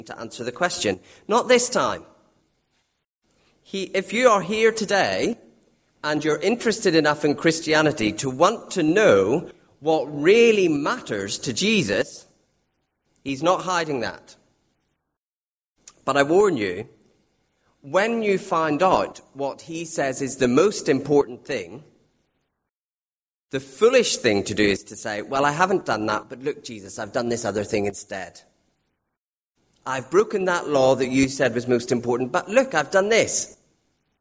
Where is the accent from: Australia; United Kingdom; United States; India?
United Kingdom; Northern Ireland; being Northern Irish